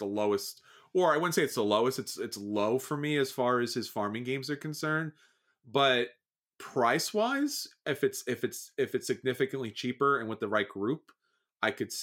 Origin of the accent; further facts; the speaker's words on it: New York, United States; obviously you can hear from the accent. I'm from New York.